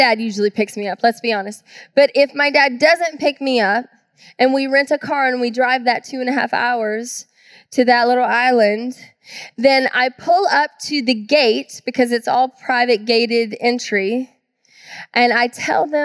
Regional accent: Georgia, United States; now in Tacoma, United States; I grew up in the South in Georgia

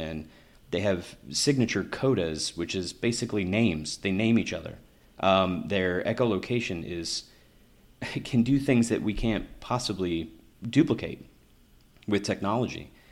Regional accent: Kentucky, United States; moved away; I grew up in Kentucky

